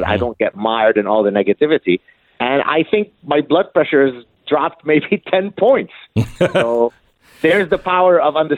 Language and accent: English; Canada; I'll give you an example of that again as a Canadian who, technically speaking, has, you know, no dog in the fight and so on.